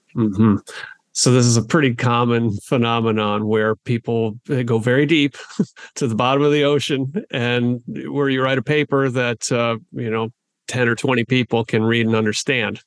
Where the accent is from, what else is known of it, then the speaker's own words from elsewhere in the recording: southwestern Wisconsin, United States; I'm a born and raised Wisconsinite as well, uh, although from the southwestern part of the state